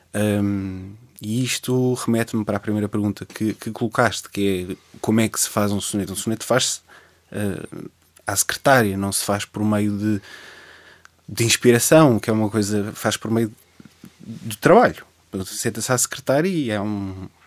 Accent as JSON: {"language": "Portuguese", "area": "Cascais line", "region": "Lisbon", "country": "Portugal", "tie": "born or raised there", "also_born_or_lived": "Oeiras / Estoril / Parede"}